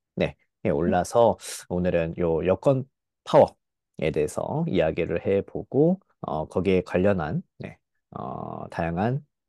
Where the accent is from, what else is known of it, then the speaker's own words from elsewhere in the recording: South Korea; 저 한국 사람 입장에서